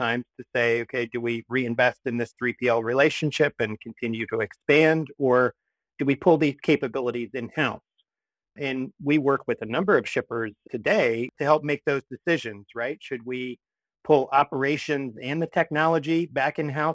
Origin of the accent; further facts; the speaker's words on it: Columbus, Ohio, United States; also born or lived in Michigan; now in New Haven, United States; I am originally from Columbus, Ohio